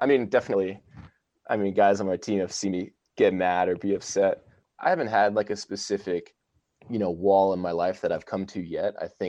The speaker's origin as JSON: {"language": "English", "region": "Virginia", "country": "United States", "tie": "born or raised there", "said": "I grew up in Virginia and my whole family lives in Texas now."}